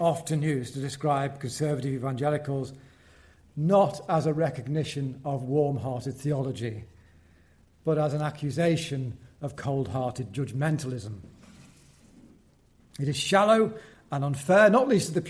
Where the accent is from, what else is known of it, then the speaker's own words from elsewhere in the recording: Wallasey, North West England, United Kingdom; I was born in Seacombe, which is the rough end of Wallasey, near the ferry and the old docks on the River Mersey.